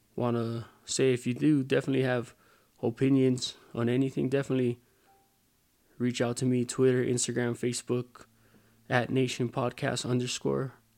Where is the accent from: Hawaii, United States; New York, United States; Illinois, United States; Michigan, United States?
Hawaii, United States; moved away as an adult; also born or lived in Hayward, California; now in Las Vegas, United States; I was born in Hayward, California, lived minutes from the Oakland Coliseum, eventually moved to Hawaii